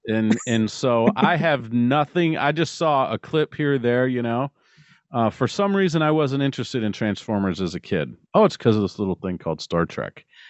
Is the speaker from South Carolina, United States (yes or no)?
no; Ohio, United States; I'm from Ohio